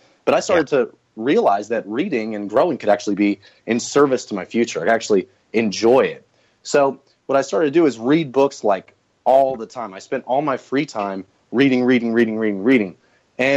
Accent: Northwest Florida, United States; I grew up in Northwest Florida

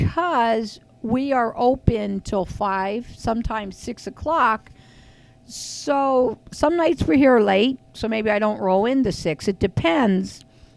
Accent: Frackville, Pennsylvania, United States; I'm from Frackville.

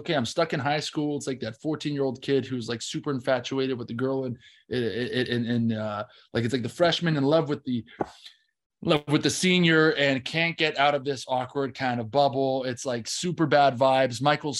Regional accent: Scotland, United Kingdom; I'm from Scotland. Yeah. You know, Ethan. Yeah. He's my mate from back home.

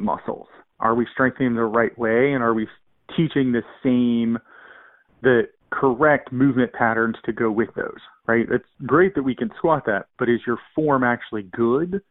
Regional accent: Virginia, United States; I grew up in a rural part of Virginia

